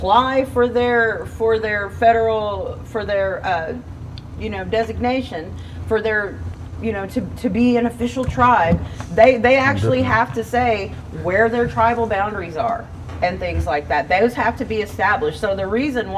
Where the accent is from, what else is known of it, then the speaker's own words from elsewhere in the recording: Anadarko, Oklahoma, United States; I grew up in Anadarko